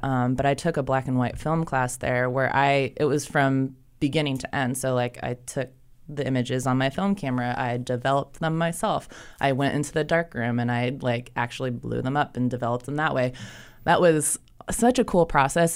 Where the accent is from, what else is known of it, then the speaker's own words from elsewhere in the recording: Ohio, United States; moved away as an adult; now in Charlotte, United States; I'm not from here originally. Um, I'm from Ohio.